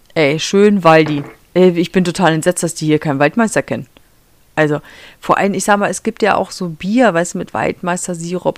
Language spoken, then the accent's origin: German; Lower Saxony, Germany; now in Michigan, United States; Ich komme aus Niedersachsen